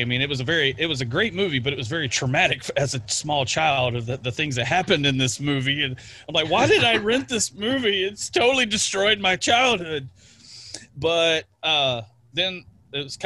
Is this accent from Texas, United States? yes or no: yes; Texas, United States; here in Texas in my hometown